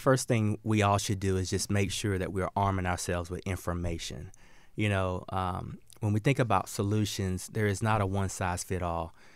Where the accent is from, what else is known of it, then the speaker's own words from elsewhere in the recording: the South, United States; I grew up in the South, and I grew up hunting and fishing with my dad and my granddad